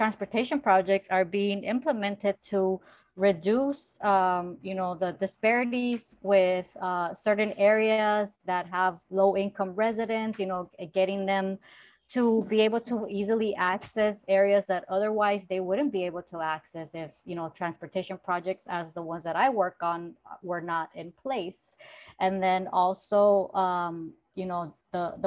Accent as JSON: {"language": "English", "town": "Los Angeles", "region": "California", "country": "United States", "tie": "born or raised there", "said": "I was raised in South Central Los Angeles"}